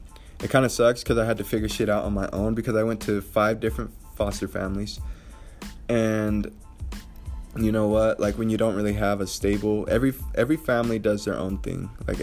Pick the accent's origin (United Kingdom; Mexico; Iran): Mexico; born there; So I was born in Mexico. My mother passed away when I was 3 months old. My dad went to jail. I moved from family members to family members.